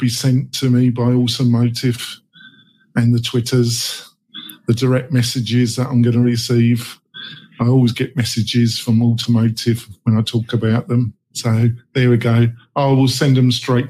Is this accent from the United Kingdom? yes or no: yes; England, United Kingdom; I'm English.